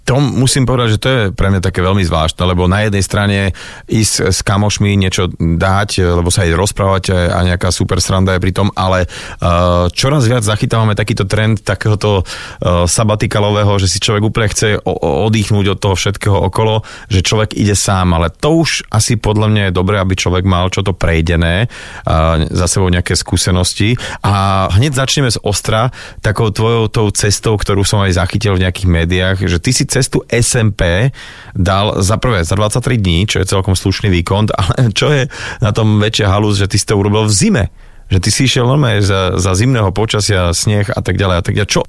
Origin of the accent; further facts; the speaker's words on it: Námestovo, Žilina Region, Slovakia; accent: Orava; Pochádzam z námestova, bývam v nedalekej dedinke vedľa.